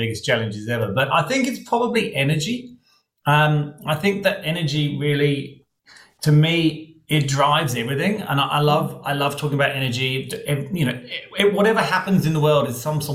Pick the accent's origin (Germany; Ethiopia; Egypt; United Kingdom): United Kingdom; UK / England; moved away as an adult; now in Australia; you don't eat a lot of this in the UK, or you didn't when I was growing up